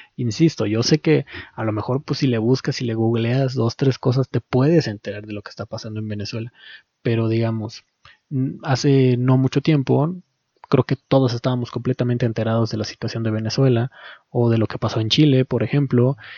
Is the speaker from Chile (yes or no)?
no; Mexico; como mexicano